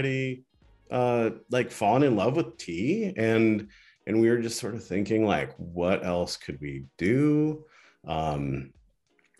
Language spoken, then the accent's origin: English; Ann Arbor, Michigan, United States; I'm from Ann Arbor